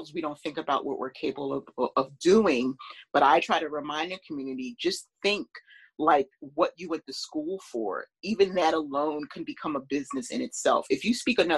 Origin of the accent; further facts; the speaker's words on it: Philadelphia, Pennsylvania, United States; I grew up in Philadelphia